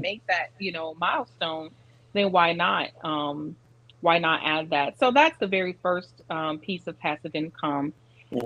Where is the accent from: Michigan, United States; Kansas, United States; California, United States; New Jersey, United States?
Michigan, United States; Detroit; also born or lived in Arizona / Georgia / St. Petersburg, Florida / Lakeland, Florida; now in Tampa, United States; I'm originally from Detroit